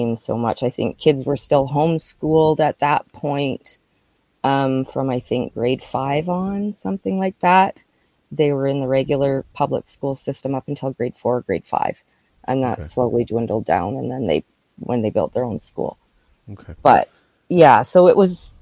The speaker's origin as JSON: {"language": "English", "town": "Regina", "region": "Saskatchewan", "country": "Canada", "tie": "born or raised there", "also_born_or_lived": "Calgary / Moose Jaw / Maple Creek", "said": "So I was born in Saskatoon, but we moved a lot before I was six. So we were like Saskatoon, Calgary, Moose Jaw, then ended up in Regina. And I grew up most of the time there."}